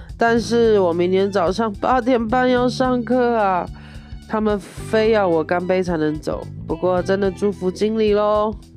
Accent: Taiwan; moved away; 我是在台湾出生的， 然后我是台湾人

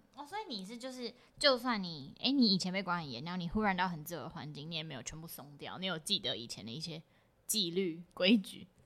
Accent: Taiwan; 我台湾人

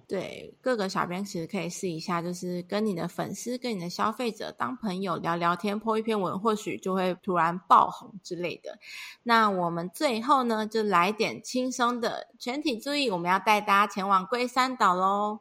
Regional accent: Kaohsiung, Taiwan; 我是高雄人

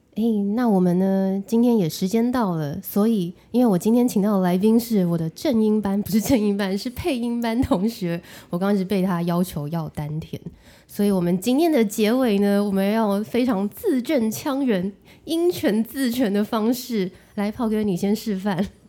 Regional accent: Taiwan; 因为我是台湾人

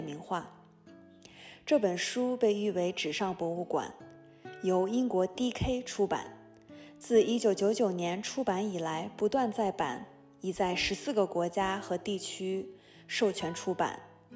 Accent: Hohhot, Inner Mongolia, China; now in Orlando, United States; 蒙古族，我来自内蒙古呼和浩特，现居住在美国佛罗里达州奥兰多。我是一名平面设计师、插画师

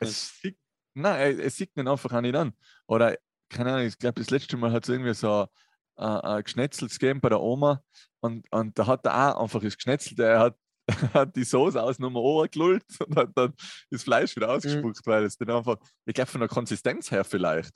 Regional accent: Tyrol, Austria; bei uns in Tirol

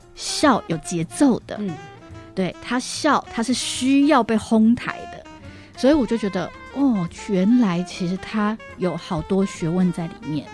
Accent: Taipei, Taiwan; first language Mandarin; 我其实完全在台北是没有看过这件事情的

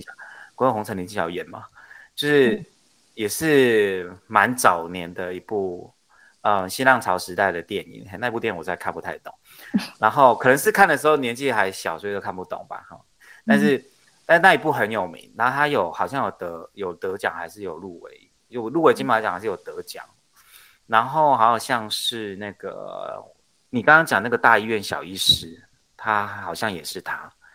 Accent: Neipu, Pingtung County, Taiwan; also born or lived in Keelung; 我小时候在基隆出生 然后到住到七岁，那我七岁才回到，就是我爸爸妈妈的故乡，嘿，就是屏东内埔这样子

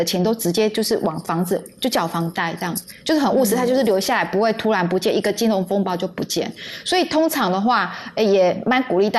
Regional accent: Yunlin County, Taiwan; 其实我跟楚文很像，因为楚文是高雄人，我是云林人啊。

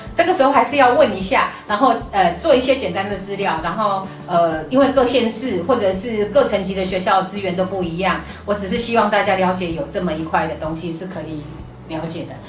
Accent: Taiwan; moved away as an adult; 也没有三个月我们就回台湾了，因为受不了，在台湾又待几个月，又再过去哈。

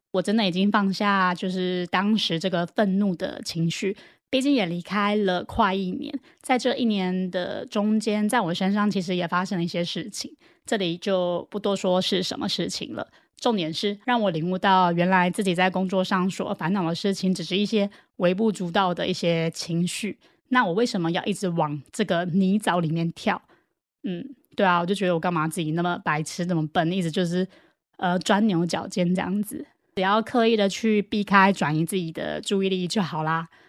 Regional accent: Taiwan; 我也很感恩我是台湾人

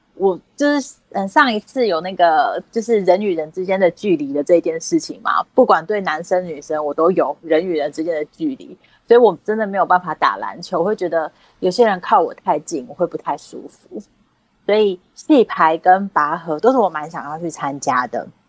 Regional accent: Kaohsiung, Taiwan; moved away; 偶尔回家，我不太常回，我是高雄人，我不太常回高雄

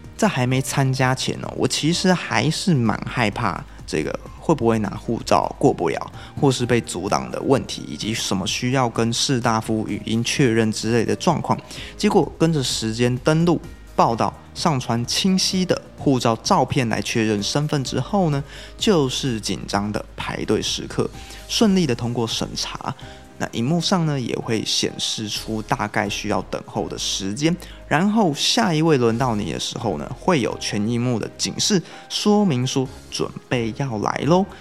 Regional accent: Taiwan; 我是台湾的炫音粉丝

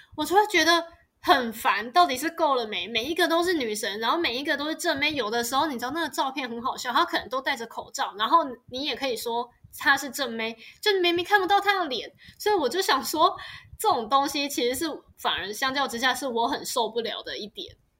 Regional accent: Tainan, Taiwan; now in Taipei, Taiwan; 我们台南人的食物都很甜

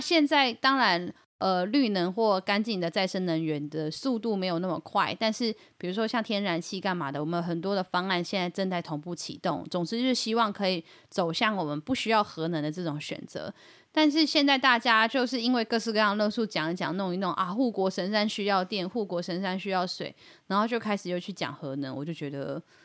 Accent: Yilan County, Taiwan; 我们宜兰人

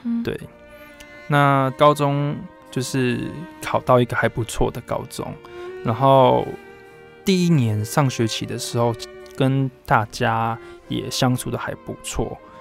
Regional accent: Puli, Nantou County, Taiwan; also born or lived in Hualien; 因为发生了一些事情来回到普里这边来生活

